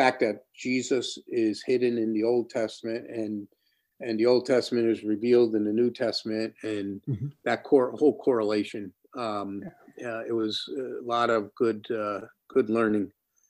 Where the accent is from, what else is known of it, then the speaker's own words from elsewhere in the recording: New York, United States; First of all, being a New Yorker, immediately struck me.